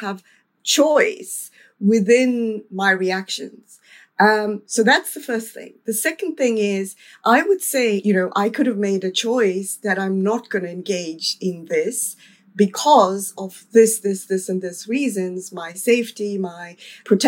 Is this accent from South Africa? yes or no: yes; South Africa; In terms of South Africa, when I was growing up